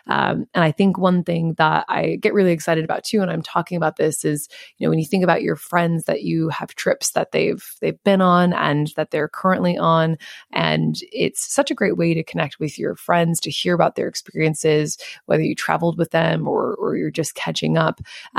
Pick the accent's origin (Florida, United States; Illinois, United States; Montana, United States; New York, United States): Montana, United States; Missoula; moved away as an adult; now in Sydney, Australia; we're talking about my hometown. We are talking about Missoula, Montana